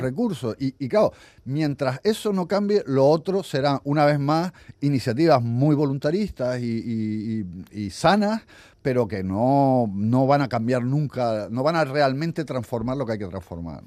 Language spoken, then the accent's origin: Spanish; Canary Islands, Spain; moved away as an adult; also born or lived in Africa; mi tierra, a Canarias